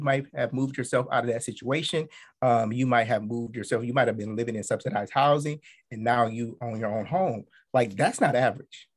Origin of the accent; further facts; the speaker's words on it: Akron, Ohio, United States; now in Washington, DC, United States; I'm originally from Akron, Ohio. I'm um, currently living in the DC area